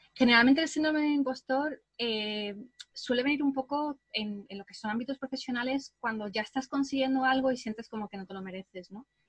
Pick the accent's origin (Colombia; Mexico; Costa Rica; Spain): Spain; southern Spain; also born or lived in England; aunque me siento un poco más española porque he pasado más parte de mi vida aquí en el sur de España